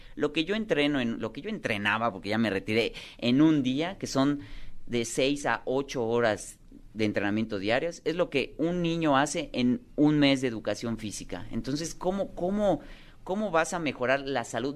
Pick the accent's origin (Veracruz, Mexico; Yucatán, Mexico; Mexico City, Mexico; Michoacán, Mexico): Yucatán, Mexico; Mérida; en Mérida, en Yucatán, que es mi tierra